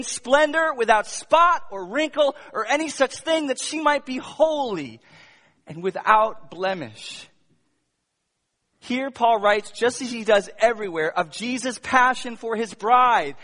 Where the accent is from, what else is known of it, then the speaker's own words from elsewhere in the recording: United States; an American pastor